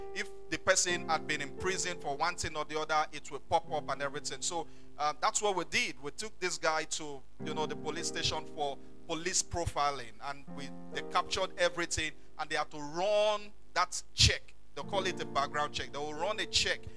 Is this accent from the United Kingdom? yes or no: no; Ondo, Nigeria; I'm from Ondo town in Ondo state.